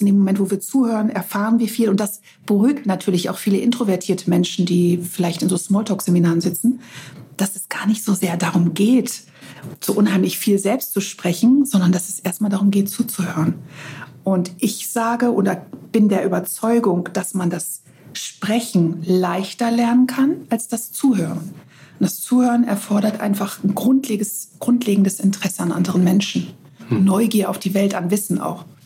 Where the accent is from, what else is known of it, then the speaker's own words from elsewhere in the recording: Northern Germany, Germany; also born or lived in Greece; bei uns in Norddeutschland